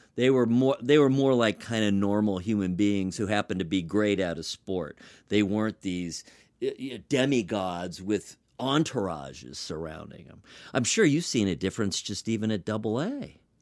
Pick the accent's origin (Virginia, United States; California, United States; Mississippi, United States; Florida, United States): California, United States; Los Angeles; moved away; I'm from Los Angeles originally